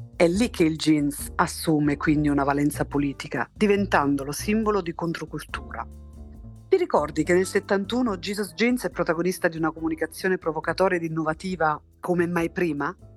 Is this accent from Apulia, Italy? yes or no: no; Torre Annunziata, Campania, Italy; moved away as an adult; also born or lived in Naples / London; io sono nata a Torre Annunziata nel 1977